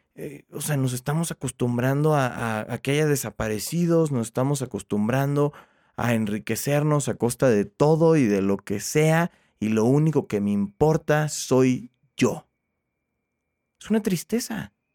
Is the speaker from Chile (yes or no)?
no; Mexico; Todos somos mexicanos